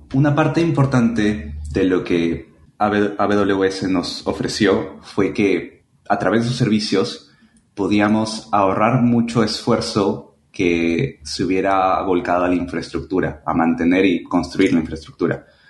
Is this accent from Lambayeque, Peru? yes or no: yes; Chiclayo, Lambayeque, Peru; now in Lima, Peru; Soy peruano, nací en Chiclayo, pero actualmente vivo en Lima